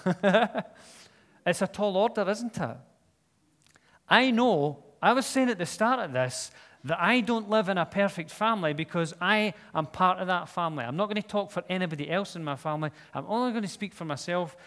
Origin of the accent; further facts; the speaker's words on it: Scotland, United Kingdom; I'm Scottish